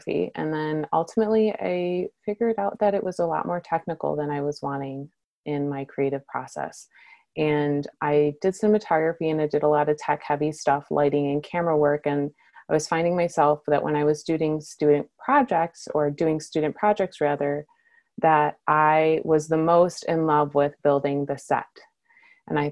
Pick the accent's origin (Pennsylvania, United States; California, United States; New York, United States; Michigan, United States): Michigan, United States; now in Portland, United States; grew up in Michigan